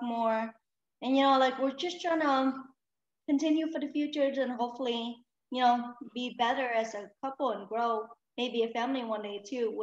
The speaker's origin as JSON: {"language": "English", "town": "Chicago", "region": "Illinois", "country": "United States", "tie": "born or raised there", "also_born_or_lived": "Vietnam", "said": "Shriner Hospital that I was a patient when I grew up in Chicago"}